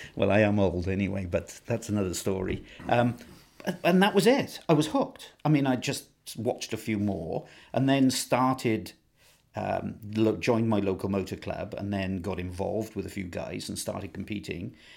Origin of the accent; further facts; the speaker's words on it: Ebbw Vale, Wales, United Kingdom; I was born in Ebervale, so I'm a Welsh lad through and through. Um, spent all of my time basically in Wales